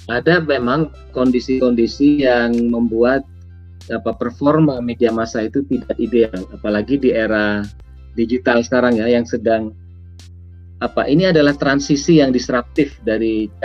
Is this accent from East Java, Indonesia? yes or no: yes; East Java, Indonesia; petani garam di kampung saya di Madura itu seringkali jerit-jerit karena garam impor lebih murah daripada garam yang mereka produksi.